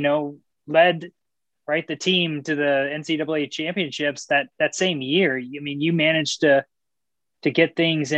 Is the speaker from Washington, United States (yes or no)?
yes; Bellevue, Washington, United States; also born or lived in Issaquah, Washington; the trails that I grew up on in Bellevue and in Issaquah and sort of that Western Washington, Seattle area